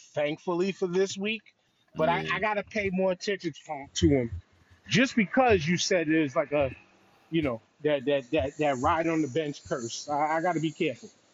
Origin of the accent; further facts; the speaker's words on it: New York, United States; I'm from New York